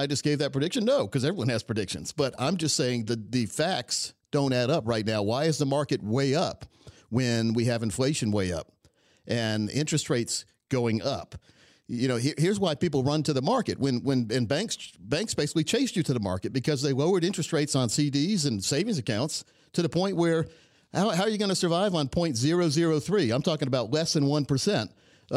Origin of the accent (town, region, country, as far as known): Laurinburg, North Carolina, United States; born or raised there